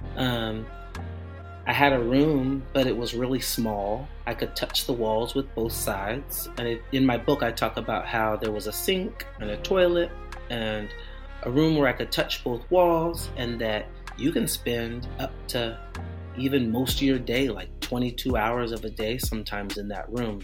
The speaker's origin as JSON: {"language": "English", "town": "Portland", "country": "United States", "said": "I'm from Portland"}